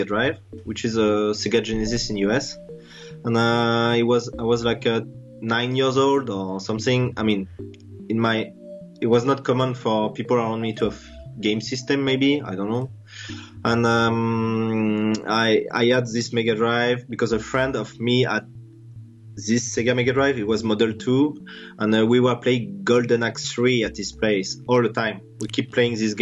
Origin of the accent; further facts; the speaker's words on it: France; also born or lived in Singapore; I'm from France. Yeah, I'm French